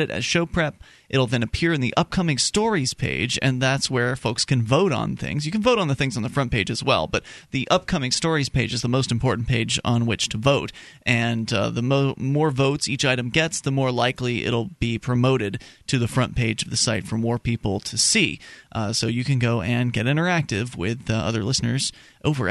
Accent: Tampa, Florida, United States; we grew up in the Tampa Bay area, the Sun Coast of Florida

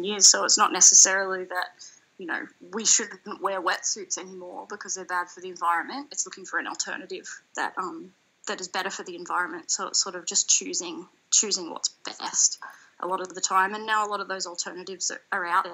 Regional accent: east coast of Australia, Australia; I grew up surfing along the east coast of Australia

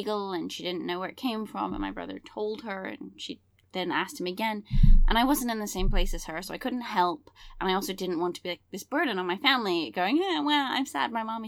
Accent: England, United Kingdom; I grew up in England

